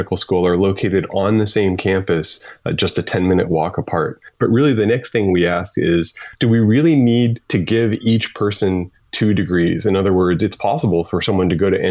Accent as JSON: {"language": "English", "region": "Midwest", "country": "United States", "tie": "born or raised there", "moved": "yes", "said": "I grew up in the Midwest"}